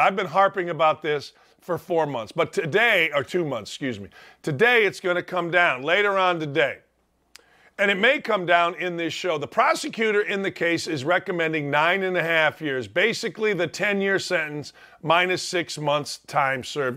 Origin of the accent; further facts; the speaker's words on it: Northwest Indiana, United States; I'm from Northwest Indiana